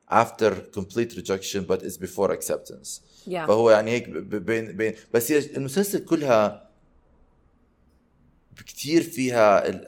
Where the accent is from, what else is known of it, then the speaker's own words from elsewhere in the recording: Palestine; انا فلسطيني بحكوا له انا باكستان